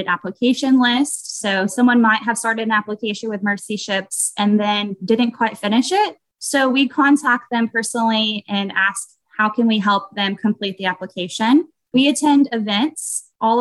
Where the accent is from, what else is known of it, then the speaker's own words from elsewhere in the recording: Texas, United States; I am from Texas